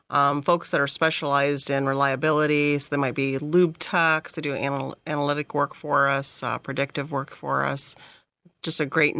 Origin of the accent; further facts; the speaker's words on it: Oklahoma, United States; moved away as an adult; also born or lived in Springfield, Ohio; now in Ohio, United States; So I was born in Springfield, Ohio, but raised in Oklahoma.